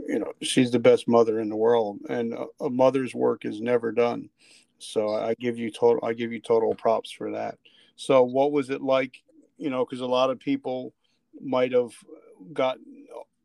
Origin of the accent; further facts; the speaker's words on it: New Jersey, United States; moved away; I came from Jersey. I was a street kid from Jersey.